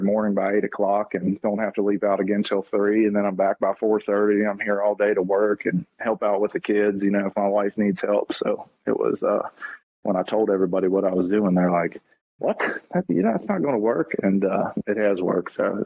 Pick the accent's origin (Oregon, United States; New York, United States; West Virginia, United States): West Virginia, United States; Moorefield; now in Buckhannon, United States; I grew up in a little town over in the eastern panhandle of West Virginia called Moorefield